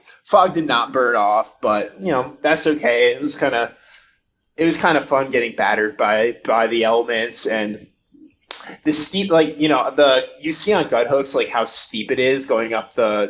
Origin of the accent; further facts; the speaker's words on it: New Jersey, United States; also born or lived in Portland, Maine; I grew up in New Jersey, so I live there. I've lived in New Jersey for most of my life. I actually lived in Portland, Maine for about a year.